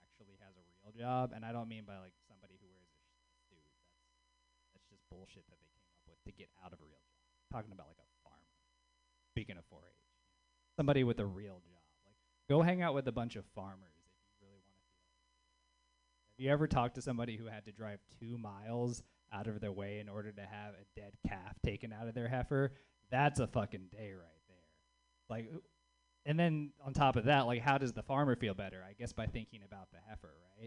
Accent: the South, United States; now in Bay Area, United States; being a Southerner in the Bay Area

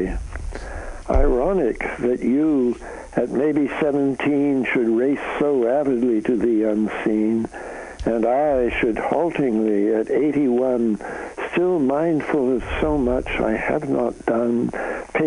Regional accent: Canada; moved away; I'm a Canadian

